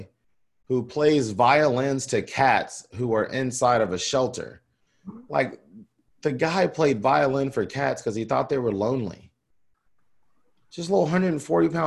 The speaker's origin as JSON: {"language": "English", "region": "the South", "country": "United States", "said": "I'm from the South."}